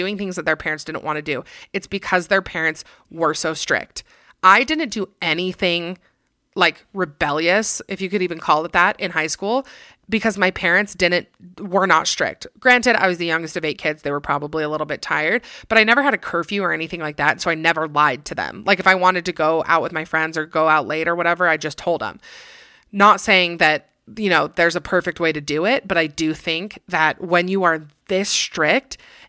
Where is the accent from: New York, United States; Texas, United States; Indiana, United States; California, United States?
Texas, United States; So I'm from Texas, and I met this guy.